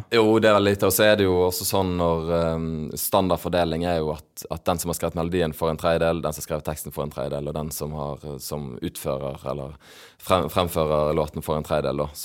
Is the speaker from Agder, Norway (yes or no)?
no; Stavanger, Rogaland, Norway; accent: Bergen dialect; Jeg sier at jeg er fra Stavanger. Og som alle som spør hvor, eh, hvor du er fra når jeg sier Stavanger, er jo eh, OK, er du edru, eller hva? Du har jo bergensdialekt og hele denne greia.